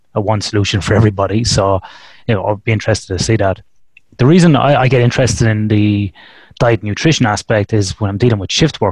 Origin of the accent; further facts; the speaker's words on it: Ireland; now in Western Australia, Australia; growing up in Ireland, where you don't get a lot of it